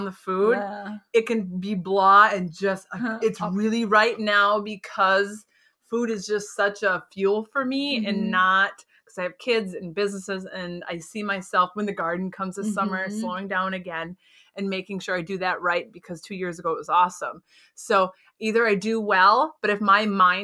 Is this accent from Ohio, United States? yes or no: no; Minnesota, United States; I'm a Minnesotan